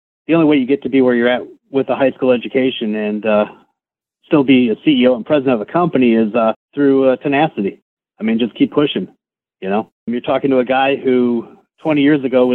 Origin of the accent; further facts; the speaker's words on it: Chicago, Illinois, United States; moved away as an adult; now in Texas, United States; I grew up in Chicago. I lived there for the first 28 years of my life.